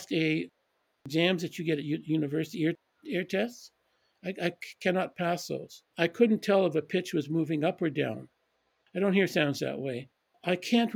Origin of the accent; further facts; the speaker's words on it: Edmonton, Alberta, Canada; moved away; also born or lived in Calgary / London / Switzerland; I grew up in Edmonton mostly. I was born in Calgary and then returned to Calgary.